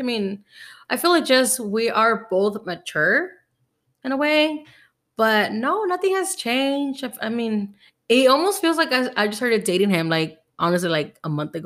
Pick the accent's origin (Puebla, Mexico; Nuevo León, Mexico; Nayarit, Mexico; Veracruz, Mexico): Veracruz, Mexico; now in United States; I was born in Veracruz